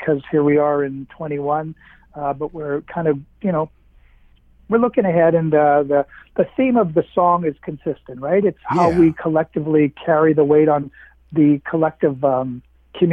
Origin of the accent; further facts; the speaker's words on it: Winnipeg, Manitoba, Canada; I'm from Winnipeg, again, in Manitoba.